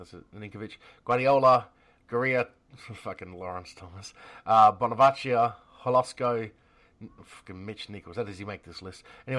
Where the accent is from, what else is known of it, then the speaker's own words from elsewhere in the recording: Australia; me being an Australian